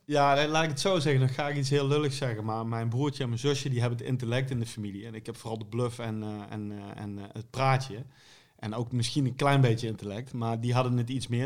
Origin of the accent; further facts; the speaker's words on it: Venlo, Limburg, Netherlands; Ik kom uit Venlo